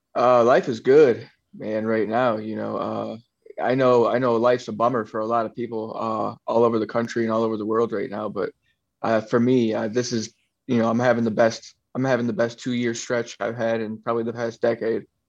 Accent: South Florida, United States; also born or lived in Michigan; I grew up in South Florida. I grew up in between. So, I was born in Michigan, and then um, you know I spent time in Michigan as a youth, but I, mostly I spent most of my time in Florida.

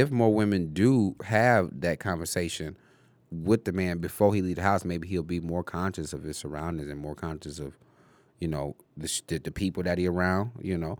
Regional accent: Detroit, Michigan, United States; I grew up on Tireman and Livenoy

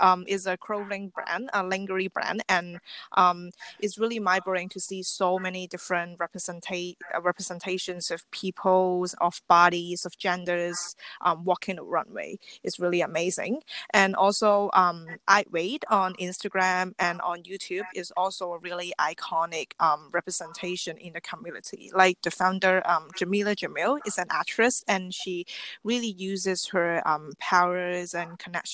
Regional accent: Hong Kong; I'm born and raised in Hong Kong

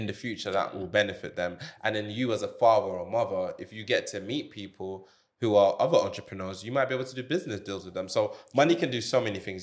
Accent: Jamaica; moved away; I grew up in Jamaica

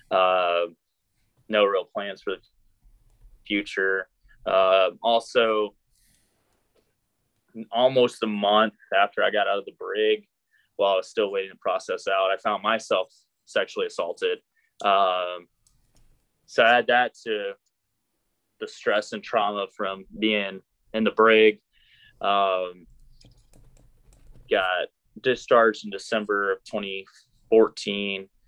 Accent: Arkansas, United States; born there; so I was born in Arkansas. Uh, my dad is career Army. He's still actually serving. So I grew up all over the world.

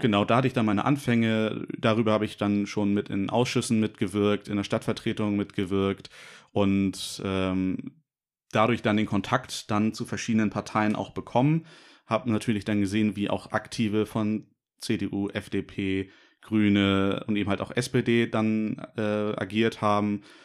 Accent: Norderstedt, Schleswig-Holstein, Germany

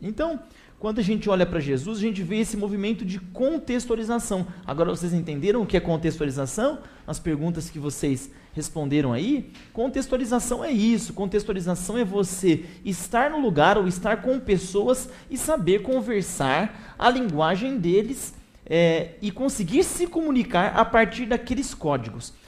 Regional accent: interior of São Paulo state, Brazil; now in São Paulo, Brazil; eu sou paulistano, né? É, eu sou do interior, mas estou muito tempo em São Paulo

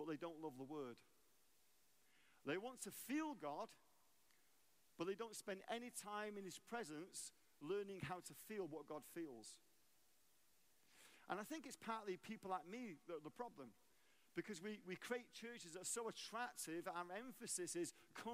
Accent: England, United Kingdom; moved away as an adult; also born or lived in Arlington, Texas, United States; now in United States; I'm English. I became an American citizen 20 years ago. We moved to America.

